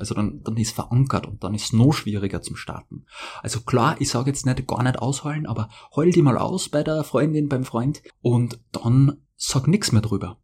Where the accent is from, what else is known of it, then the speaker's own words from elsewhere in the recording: Austria; als Österreicher